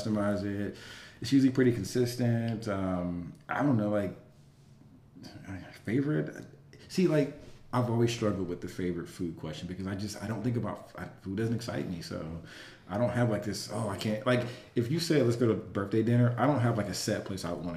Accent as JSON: {"language": "English", "town": "Atlanta", "region": "Georgia", "country": "United States", "said": "I'm from Atlanta"}